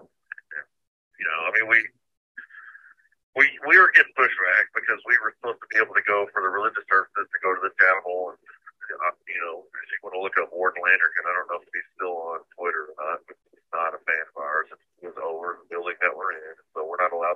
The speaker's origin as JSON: {"language": "English", "town": "Houston", "region": "Texas", "country": "United States", "moved": "as an adult", "lives_now": "Washington, D.C., United States", "said": "I'm from Houston, Texas"}